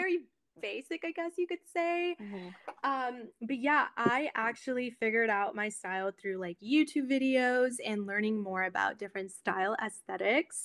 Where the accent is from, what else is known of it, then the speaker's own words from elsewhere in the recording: Monterey, California, United States; I was born and raised in Monterey, California. So it is a small town in Northern California.